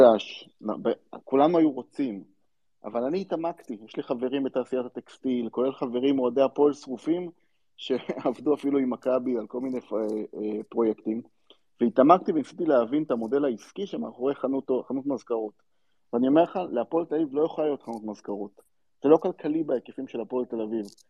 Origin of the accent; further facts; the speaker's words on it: Central District, Israel; אני גדלתי באזור אה, לא רחוק מנתניה, אה, באחד המושבים שמסביב לנתניה